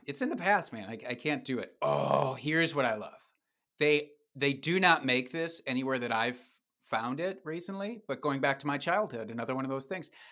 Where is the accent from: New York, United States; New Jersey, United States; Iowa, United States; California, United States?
Iowa, United States; Dubuque; now in Wisconsin, United States; Dubuque, Iowa, which is a stone's throw away from where I live now in Wisconsin.